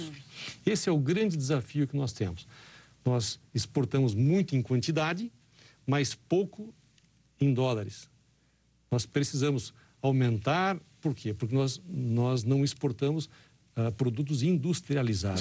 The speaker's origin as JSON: {"language": "Portuguese", "region": "Rondônia", "country": "Brazil", "lives_now": "Brasília, Brazil", "said": "eu sou de Rondônia"}